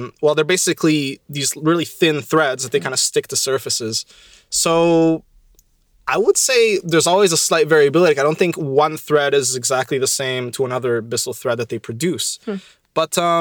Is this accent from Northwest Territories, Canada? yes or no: no; Ottawa, Ontario, Canada; moved away as an adult; now in Montreal, Canada; I'm from Ottawa, so I'm from Ontario